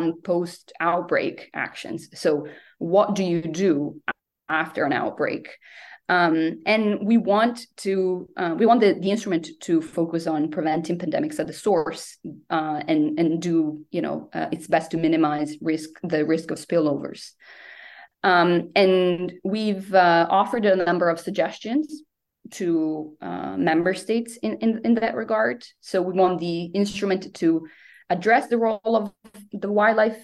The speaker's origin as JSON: {"language": "English", "town": "Venice", "region": "Veneto", "country": "Italy", "moved": "yes", "said": "my home country, Italy. I'm originally from Venice"}